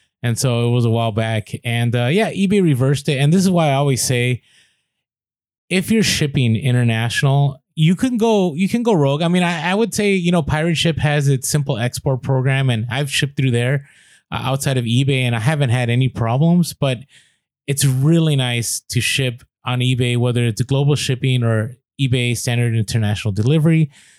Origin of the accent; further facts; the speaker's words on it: San Diego, California, United States; We're here from San Diego.